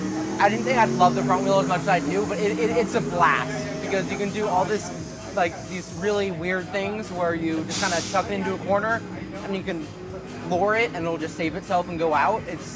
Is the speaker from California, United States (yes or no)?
yes; the Bay Area, California, United States; now in Lake Tahoe, United States; That's where I live now. I'm from the Bay down there, though.